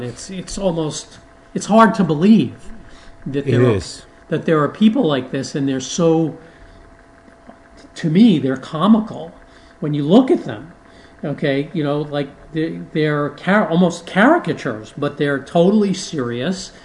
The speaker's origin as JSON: {"language": "English", "town": "New York City", "region": "New York", "country": "United States", "tie": "born or raised there", "said": "I grew up in New York City"}